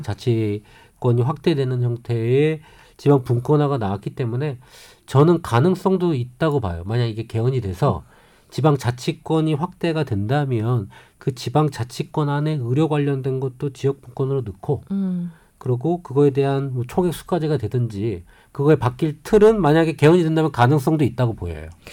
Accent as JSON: {"language": "Korean", "town": "Namhae", "region": "South Gyeongsang", "country": "South Korea", "tie": "born or raised there", "said": "저희가 지금 사실 고향이 경상남도 남해거든요"}